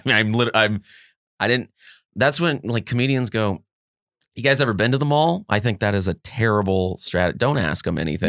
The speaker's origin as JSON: {"language": "English", "town": "Los Angeles", "region": "California", "country": "United States", "tie": "born or raised there", "said": "I am from the west side of, yeah, L A. I'm from Mar Vista area"}